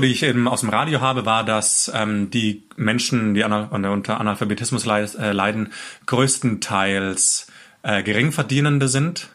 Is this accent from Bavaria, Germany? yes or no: no; Stuttgart, Baden-Württemberg, Germany; ich natürlich als Stuttgarter